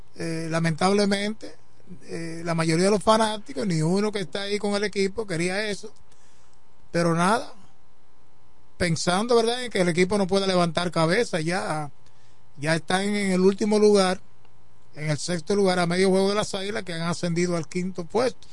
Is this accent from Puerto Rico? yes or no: no; La Romana, Dominican Republic; yo soy romanense, no puede haber un equipo en mi pueblo, en mi ciudad natal